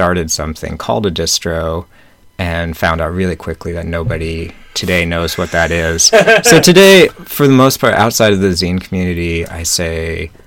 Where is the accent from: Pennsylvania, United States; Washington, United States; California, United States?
Washington, United States; Snohomish; I grew up in Snohomish, or outside of Snohomish, Washington, which is about 40 miles northeast of Seattle.